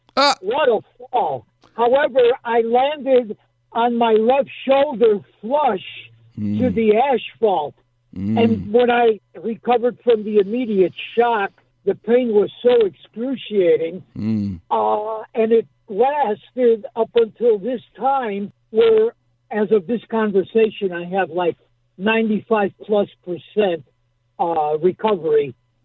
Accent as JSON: {"language": "English", "town": "Chicago", "region": "Illinois", "country": "United States", "said": "I'm from Chicago, doctor."}